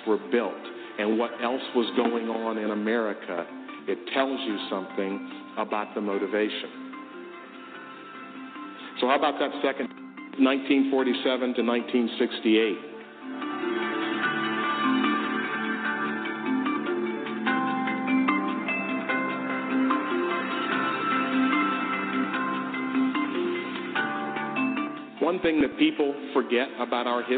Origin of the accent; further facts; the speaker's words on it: Memphis, Tennessee, United States; I grew up in Memphis, Tennessee